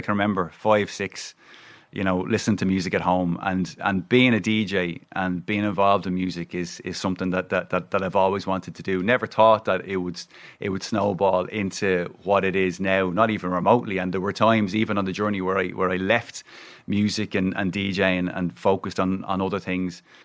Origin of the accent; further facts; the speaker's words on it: Dublin, Leinster, Ireland; I'm from Ringshead